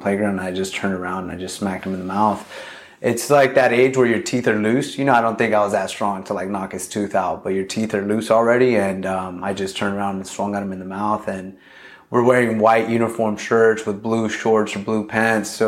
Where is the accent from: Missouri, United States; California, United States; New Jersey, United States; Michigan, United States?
California, United States; Long Beach; also born or lived in Los Angeles, California; I grew up in Long Beach, North Long Beach, pretty much my whole life.